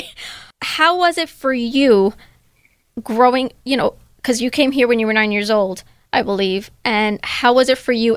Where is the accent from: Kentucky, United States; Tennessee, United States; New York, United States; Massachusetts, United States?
New York, United States; I was born and raised here in New York